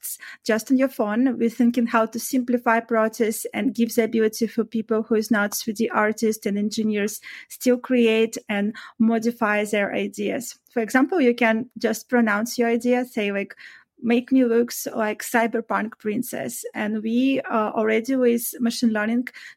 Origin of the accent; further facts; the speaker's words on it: Belarus; moved away as an adult; I used to live before and work in my own country, like in Belarus. I'm originally from Eastern Europe